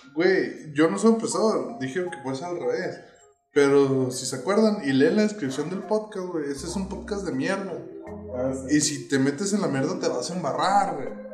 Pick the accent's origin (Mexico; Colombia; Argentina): Mexico; yo también soy mexicano